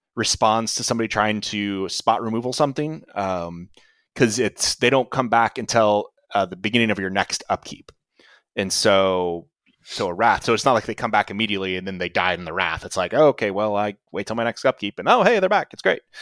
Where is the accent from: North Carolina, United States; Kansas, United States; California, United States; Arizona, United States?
Kansas, United States; I grew up in Kansas